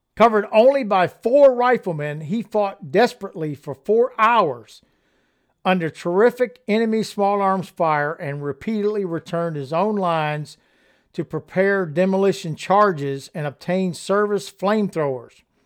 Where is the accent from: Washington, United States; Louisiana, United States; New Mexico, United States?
Louisiana, United States; accent: Cajun; I was from Louisiana and I had a Cajun accent.